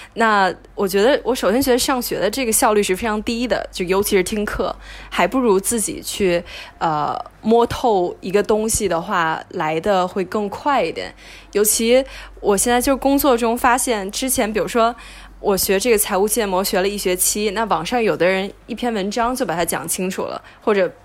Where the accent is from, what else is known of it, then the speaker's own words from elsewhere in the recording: China; moved away as an adult; now in United States; 我当时其实出国之前就已经挺确定我还是想以后回国发展